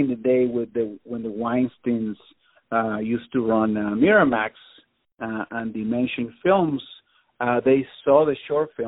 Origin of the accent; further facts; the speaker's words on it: Venezuela; moved away as an adult; also born or lived in Tallahassee, Florida; now in Los Angeles, United States; I'm from Venezuela, yeah. I've been here in L.A. for almost 20 years now, but yeah, I'm originally from Venezuela.